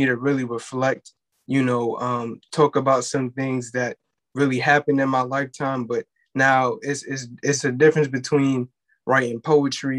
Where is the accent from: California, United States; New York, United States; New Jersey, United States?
New York, United States; New York City; I'm from Crown Heights.